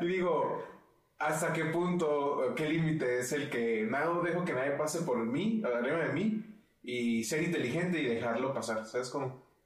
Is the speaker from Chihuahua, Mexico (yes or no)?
yes; Chihuahua, Mexico; nosotros somos de Chihuahua y Chihuahua es el, estado número uno, hasta donde sé, con mayor divorcios en el país.